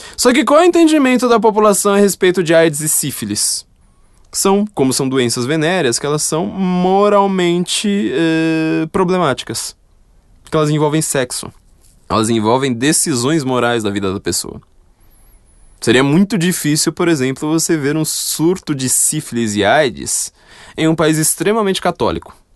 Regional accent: São Paulo, Brazil; Eu nasci no Itaim tá Paulista, viu? Não tá, nasci lá, mas eu fui para lá com dois meses de idade

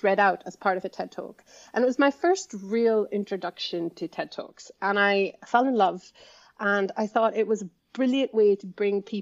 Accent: India; moved away; I grew up in India, where education is very formal

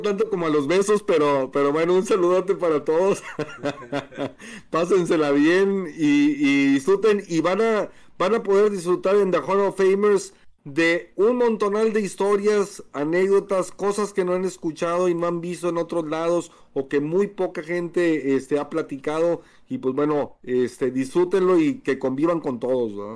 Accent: Mexico; somos de México

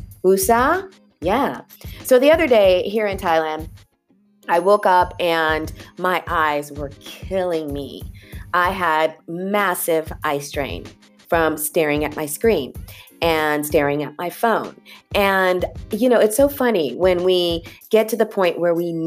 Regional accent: California, United States; I grew up in California

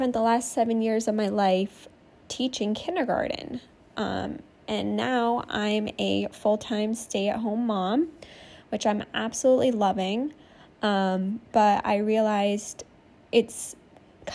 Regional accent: Maine, United States; moved away as an adult; now in California, United States; I was born and raised in Maine

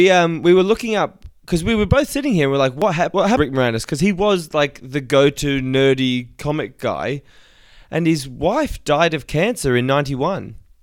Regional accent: Australia; You've probably picked up that I'm Australian

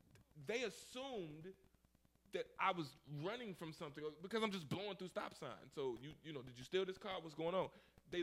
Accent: Chicago, Illinois, United States; I'm from Chicago, but I'm visiting

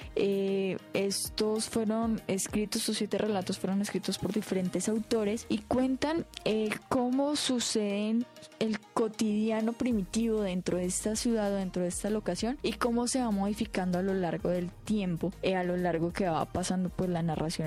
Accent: Colombia; en países como Colombia no tenemos una tradición tan marcada

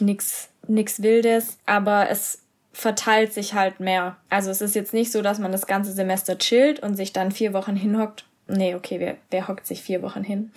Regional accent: Germany; also born or lived in Castellanza, Italy; Und dann habe ich gesagt ja

